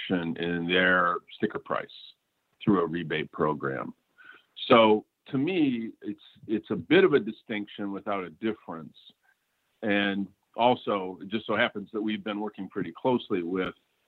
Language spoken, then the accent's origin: English; Flint, Michigan, United States; my hometown of Flint